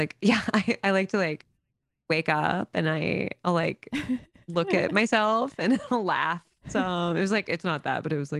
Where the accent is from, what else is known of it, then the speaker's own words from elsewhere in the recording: the South, United States; I do love, I do find I love a Southern woman on there because I'm from the South.